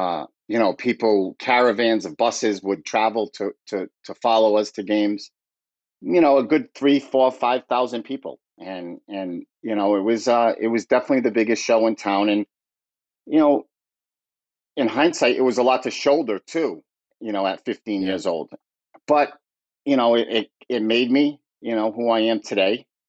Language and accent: English; Fall River, Massachusetts, United States; Fall River is, you know, it's an old mill town. Mm-hmm. Textile industry. You know, it was vibrant at one time. And, you know, the textile industry moved overseas and the mills shut down. It's a tough town. It really is. It's a blue collar town.